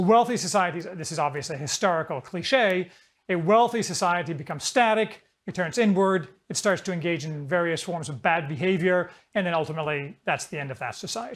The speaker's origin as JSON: {"language": "English", "region": "Indiana", "country": "United States", "tie": "born or raised there", "also_born_or_lived": "Chicago", "said": "I grew up in Indiana, which is kind of as generic as you can get."}